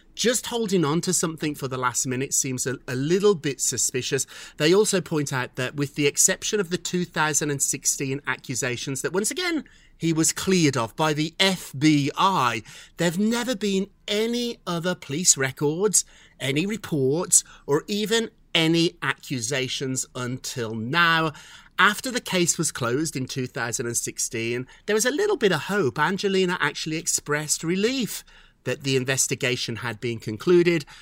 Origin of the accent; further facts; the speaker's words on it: United Kingdom; I'm British too